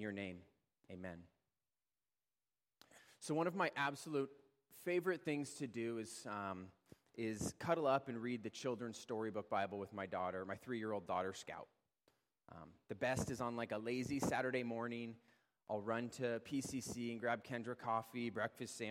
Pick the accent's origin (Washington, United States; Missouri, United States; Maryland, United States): Washington, United States; Edmonds; I was born and raised here in Edmonds